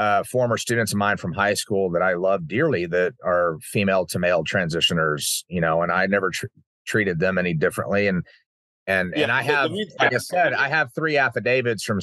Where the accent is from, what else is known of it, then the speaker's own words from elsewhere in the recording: Uvalde, Texas, United States; growing up in Uvalde